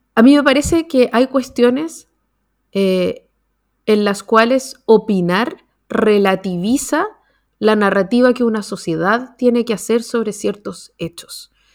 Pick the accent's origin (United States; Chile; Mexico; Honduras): Chile